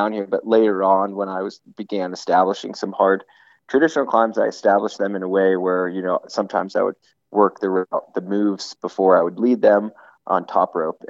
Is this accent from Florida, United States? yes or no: yes; Miami, Florida, United States; I grew up in Florida